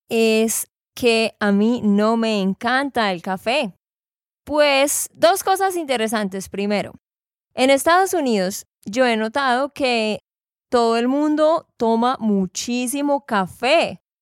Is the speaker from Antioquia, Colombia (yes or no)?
no; Santander, Colombia; de Santander, Colombia.